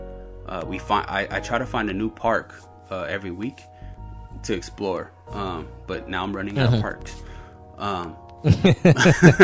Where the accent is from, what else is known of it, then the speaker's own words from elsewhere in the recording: the Bay Area, California, United States; we're from the Bay.